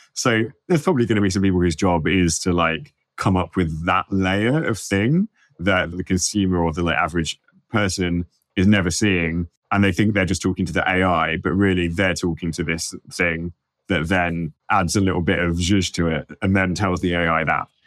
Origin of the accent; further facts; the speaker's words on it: London, United Kingdom; I'm from London